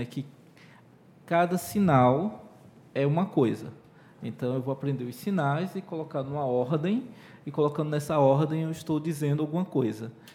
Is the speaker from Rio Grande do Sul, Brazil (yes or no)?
no; Pernambuco, Brazil; first language Portuguese; eu sou pernambucano